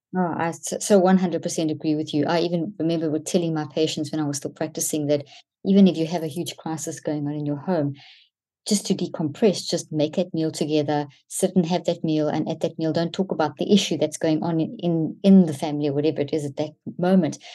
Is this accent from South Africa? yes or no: yes; South Africa; Growing up in South Africa